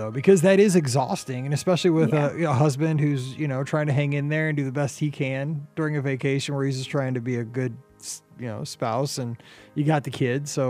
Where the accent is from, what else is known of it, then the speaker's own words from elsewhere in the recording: Midwest, United States; kind of a maybe it's because I'm from the Midwest.